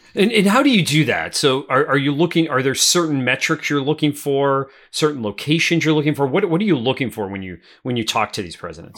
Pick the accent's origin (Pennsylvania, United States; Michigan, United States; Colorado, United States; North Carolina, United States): Pennsylvania, United States; northeastern; my hometown of northeastern Pennsylvania